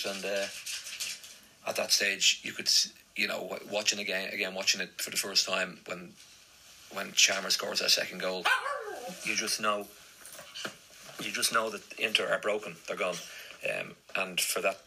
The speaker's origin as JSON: {"language": "English", "town": "Dublin", "region": "Leinster", "country": "Ireland", "tie": "born or raised there", "moved": "yes", "said": "I was probably the only Celtic fan in my school growing up in Dublin"}